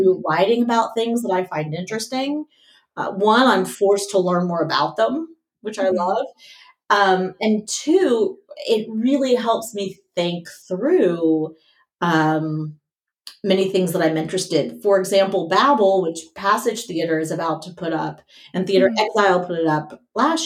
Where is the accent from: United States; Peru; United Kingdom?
United States; Tallahassee, Florida; moved away as an adult; also born or lived in Atlanta, Georgia / Los Angeles, California; now in Philadelphia, United States; I grew up right outside Tallahassee